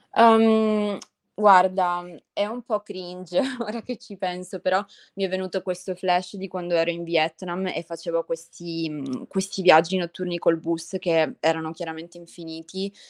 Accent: Italy; moved away

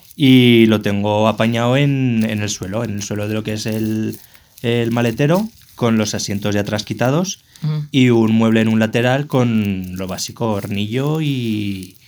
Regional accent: Zaragoza, Aragon, Spain; soy de Zaragoza

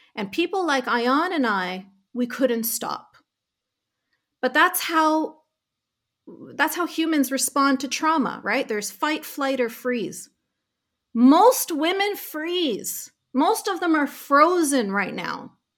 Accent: Canada; I was really, really privileged to be born and raised in Canada

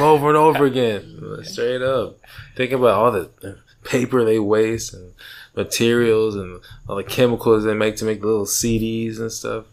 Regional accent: Texas, United States; born or raised there; also born or lived in New York

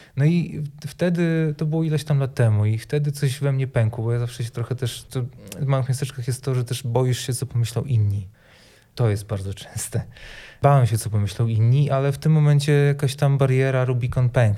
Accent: Sejny, Podlaskie Voivodeship, Poland; now in Białystok, Poland; pochodzę z małego miasteczka, które nazywa się Sejny, z którego też wyjechałem

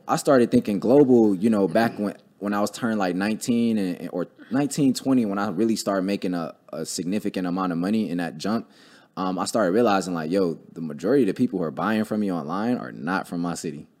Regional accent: Cleveland, Ohio, United States; I grew up in Cleveland

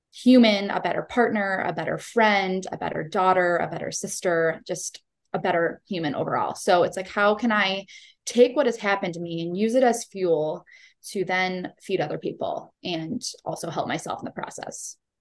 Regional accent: Cleveland, Ohio, United States; I am born and raised in Cleveland, Ohio

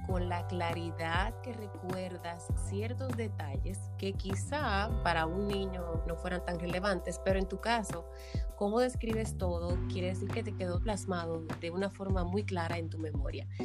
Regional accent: Dominican Republic

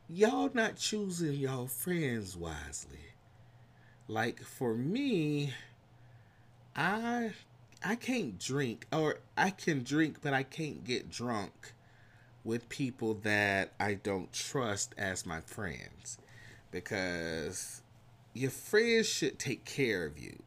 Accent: United States; accent: country; my country accent, my country twain's coming out

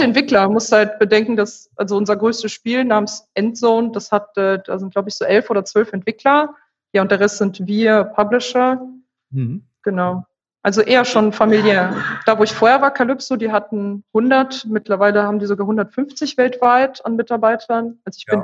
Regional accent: Remscheid, North Rhine-Westphalia, Germany; weil ich ursprünglich aus Remscheid komme. Das ist meine Heimatstadt

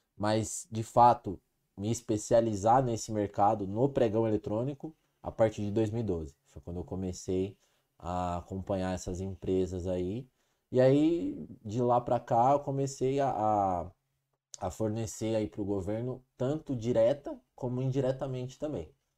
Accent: Ribeirão Preto, São Paulo, Brazil; sou natural de Ribeirão Preto

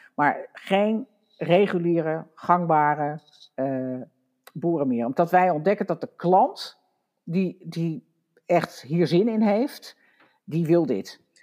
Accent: Wageningen, Gelderland, Netherlands; ik kom uit Wageningen, dus ik ken, ken Veld en Beek ook al heel lang

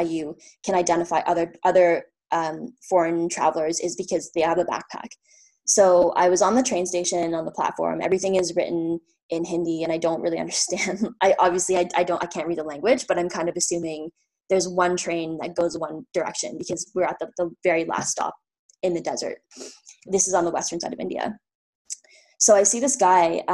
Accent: Ottawa, Ontario, Canada; moved away as an adult; I'm from Ottawa

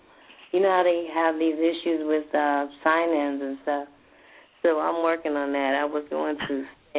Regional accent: New York City, New York, United States; now in Tallahassee, United States; I'm in Tallahassee, Florida, but my home is New York City.

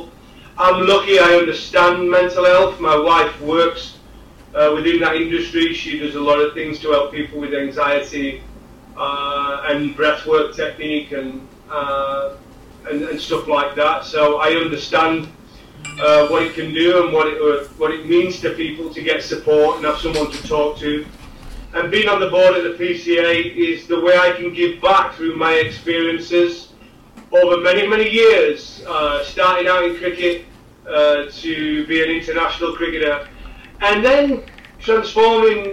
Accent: Yorkshire and the Humber, United Kingdom; moved away as an adult; also born or lived in Essex; I'm a Yorkshireman and I'm a proud Yorkshireman, and I went back to Yorkshire to finish my career.

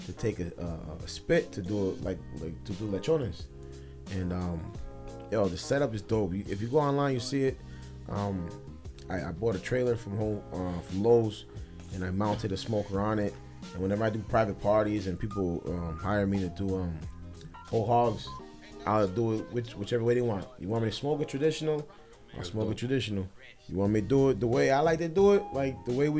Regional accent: New Haven, Connecticut, United States; I grew up in Fairhaven in the 80s.

